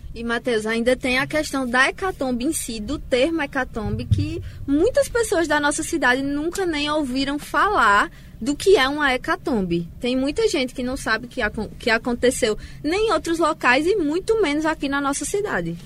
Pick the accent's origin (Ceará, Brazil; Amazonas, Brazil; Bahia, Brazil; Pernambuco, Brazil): Pernambuco, Brazil; Garanhuns; aqui em Garanhuns a gente tem uma grande raiz do povo preto, né? A gente conta com quilombos aqui na nossa cidade